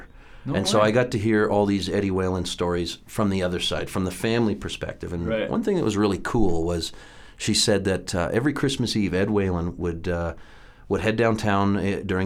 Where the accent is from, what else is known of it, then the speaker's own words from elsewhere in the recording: Southern Ontario, Canada; moved away as an adult; also born or lived in Toronto; I grew up in Southern Ontario